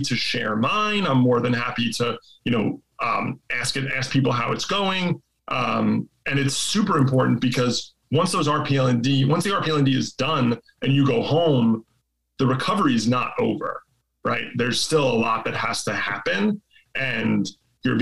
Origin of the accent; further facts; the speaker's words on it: New York, United States; I'm from here. Like I took the ferry here.